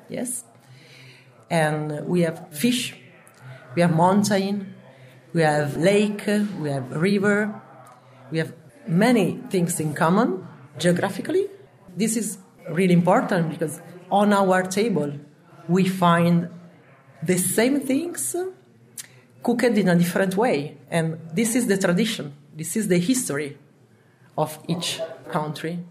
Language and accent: English; Emilia-Romagna, Italy; English is a second language; now in Turin, Italy; I'm from Emilia and I was born in a restaurant.